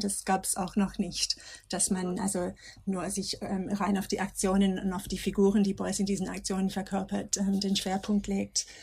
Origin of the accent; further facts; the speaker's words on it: Australia; German is a second language; moved away as an adult; now in Germany; ich komme aus Australien